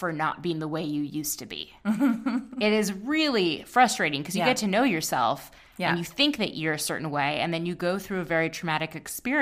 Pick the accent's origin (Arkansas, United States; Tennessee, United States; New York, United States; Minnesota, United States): Minnesota, United States; we're both from Minnesota